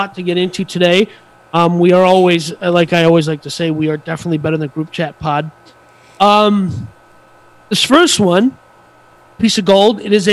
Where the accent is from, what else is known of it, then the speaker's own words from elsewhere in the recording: United States; I'm American